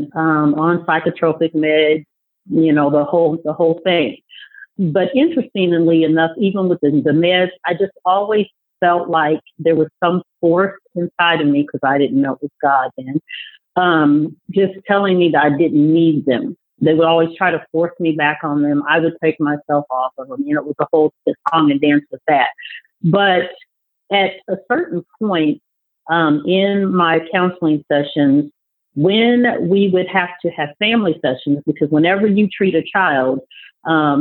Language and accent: English; Des Moines, Iowa, United States; moved away; also born or lived in Kansas City, Missouri; I was born and raised in Des Moines, Iowa